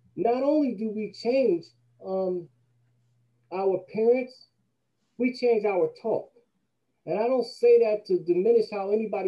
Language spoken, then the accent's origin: English; Atlantic City, New Jersey, United States; I'm from Atlantic City.